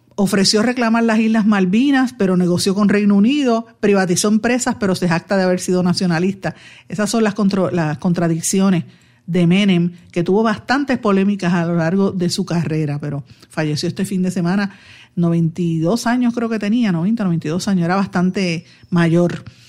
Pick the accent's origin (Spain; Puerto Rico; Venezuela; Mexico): Puerto Rico; los que somos puertorriqueños, sean cocolos o no